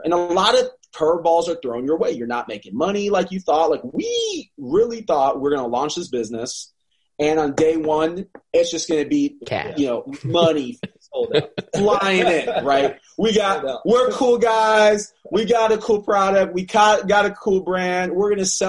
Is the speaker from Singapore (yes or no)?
no; South Florida, United States; now in North Carolina, United States; I'm from South Florida